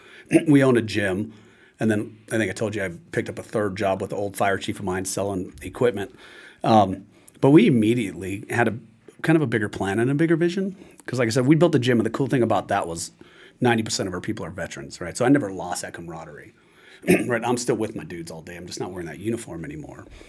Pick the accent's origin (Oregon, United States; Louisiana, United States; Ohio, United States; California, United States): California, United States; I'm from California